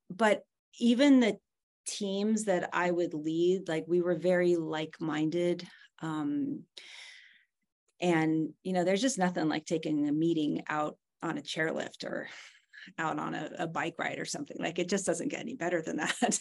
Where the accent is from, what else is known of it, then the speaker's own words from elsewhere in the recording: California, United States; moved away; I was born and raised in California